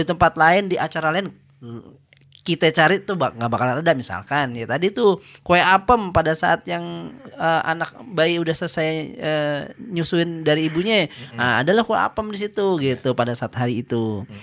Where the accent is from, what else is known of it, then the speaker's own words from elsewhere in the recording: Jakarta, Indonesia; asal muasal kita orang Betawi yang punya istilahnya Betawi punya gaya.